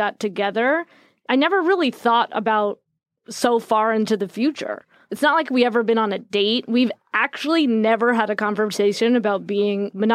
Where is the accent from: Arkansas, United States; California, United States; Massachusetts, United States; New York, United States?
New York, United States; growing up in New York